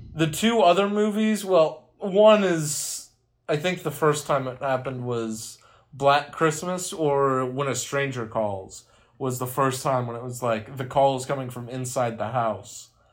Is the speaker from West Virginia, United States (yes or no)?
yes; West Virginia, United States; being from West Virginia